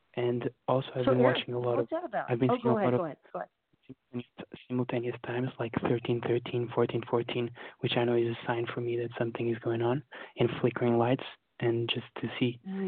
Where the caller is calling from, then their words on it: London, United Kingdom; Rap from London.